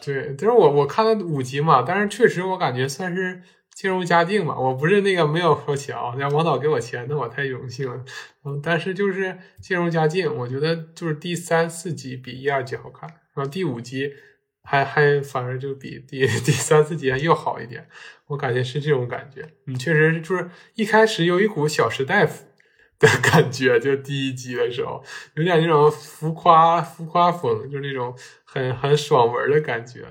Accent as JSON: {"language": "Chinese", "region": "Northeast China", "country": "China", "said": "我们身为东北人，然后我们对自己的家乡肯定也觉得可以更好嘛"}